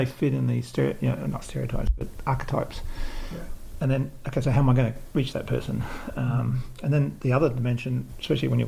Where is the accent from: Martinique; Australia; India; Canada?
Australia; moved away; when I was brought up in Australia